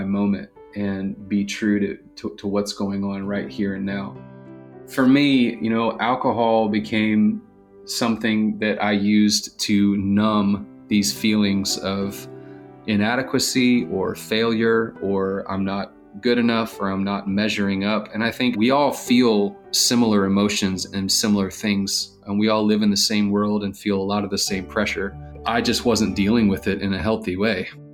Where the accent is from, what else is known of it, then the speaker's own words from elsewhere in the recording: Marietta, Georgia, United States; I grew up here in Atlanta, Georgia, a suburb of Atlanta called Marietta